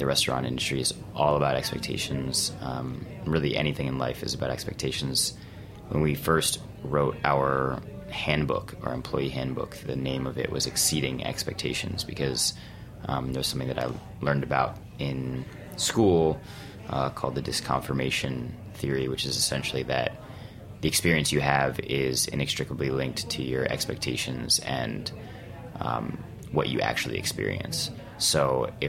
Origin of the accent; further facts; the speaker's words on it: New York, United States; Jonah and I, the executive chef and owner, are both New Yorkers